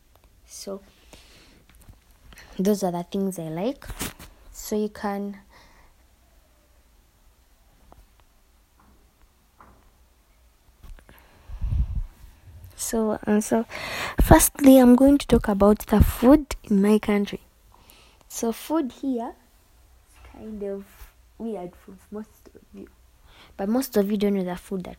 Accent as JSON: {"language": "English", "country": "Uganda", "said": "I'm from Uganda."}